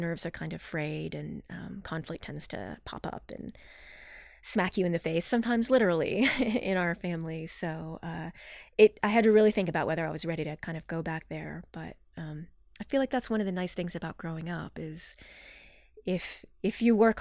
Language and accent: English; Morgantown, West Virginia, United States; I grew up in Morgantown, West Virginia, with two parents.